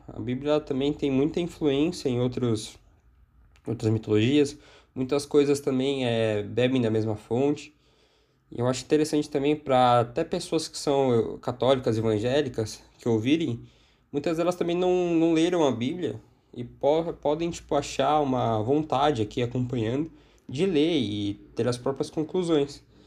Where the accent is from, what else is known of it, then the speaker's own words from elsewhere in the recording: São Paulo, Brazil; eu sou aqui de São Paulo